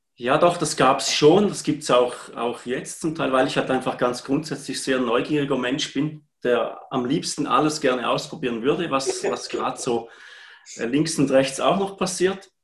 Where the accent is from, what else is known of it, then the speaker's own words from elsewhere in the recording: Heiden, Appenzell Ausserrhoden, Switzerland; ich komme aus Heiden im schönen Appenzellerland